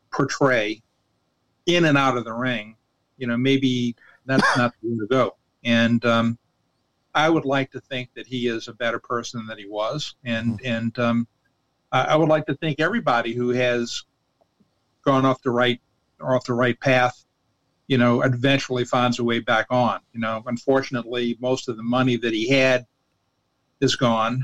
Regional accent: New Orleans, Louisiana, United States; when I was growing up in New Orleans, like 99 percent of my my meals were taken in my mama's kitchen

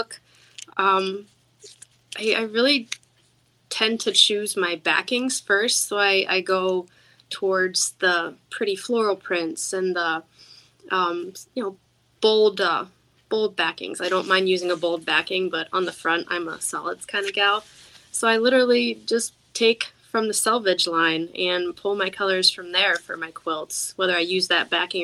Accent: Pennsylvania, United States; I grew up in Amish country or near Amish country

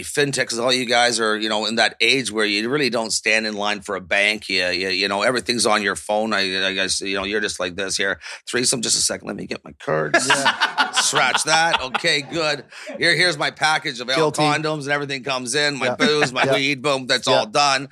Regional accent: Toronto, Ontario, Canada; growing up on Yonge Street, Toronto

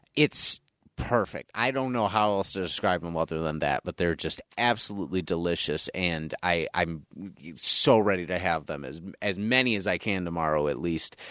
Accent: North Tonawanda, New York, United States; I grew up in North Tonawanda and went to North Tonawanda High School

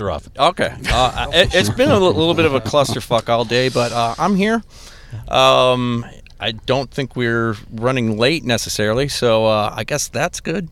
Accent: Des Plaines, Illinois, United States; I am from the suburbs as well. I'm from Des Plaines

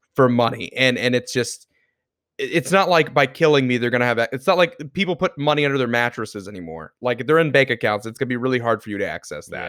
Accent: Florida, United States; born and raised in Florida

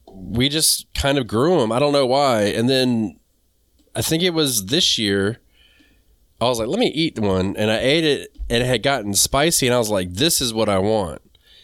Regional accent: the South, United States; dude, this is how I am from the South. We call everybody ma'am.

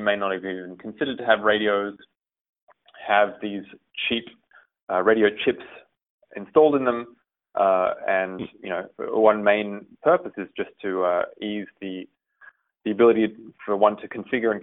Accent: Australia; moved away as an adult; now in United States; My mother is Hungarian. And I was born and raised in Australia

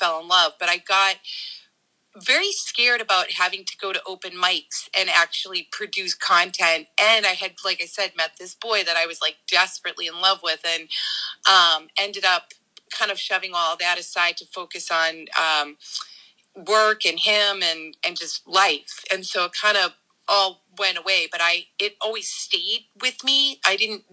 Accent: Boston, Massachusetts, United States; where I grew up in Dorchester

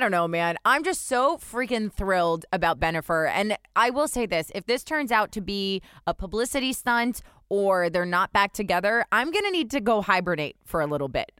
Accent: New Jersey, United States; also born or lived in New York; now in Boston, United States; I was raised in New Jersey. New York was my city

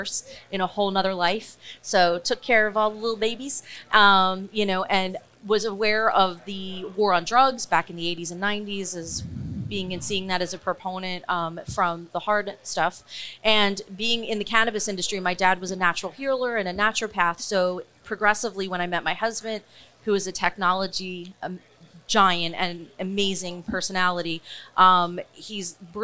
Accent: Philadelphia, Pennsylvania, United States; I am a Philly girl

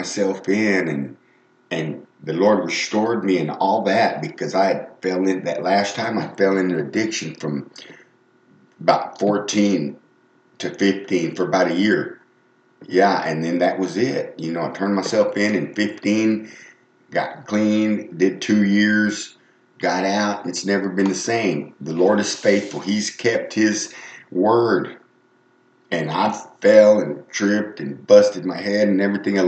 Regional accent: Texas, United States; moved away; I'm from Texas

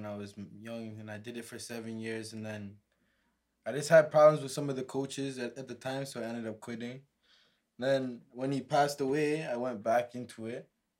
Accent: Kitchener, Ontario, Canada; So I'm from Kitchener, bro.

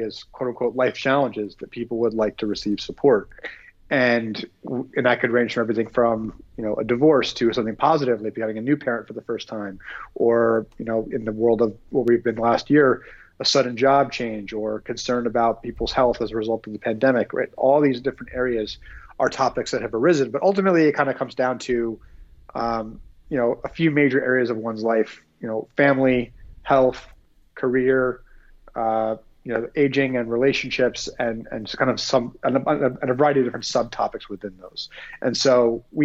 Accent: New Jersey, United States; moved away as an adult; also born or lived in New York / Philadelphia; now in Phoenix, United States; grew up in New Jersey, kind of lived all over that area, New York, Philadelphia

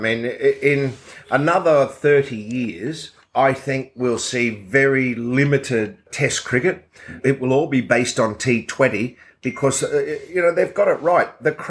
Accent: Lakeland, Florida, United States; I used to go and watch the Detroit Tigers spring training every year, which was in Lakeland in my hometown.

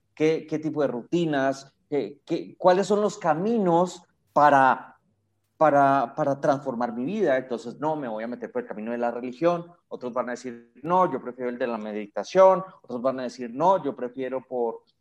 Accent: Colombia; Colombia, pues, mi país lo amo

